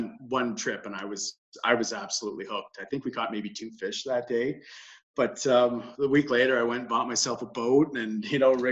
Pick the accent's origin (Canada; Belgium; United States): Canada; Thunder Bay, Ontario; moved away as an adult; I grew up in Thunder Bay.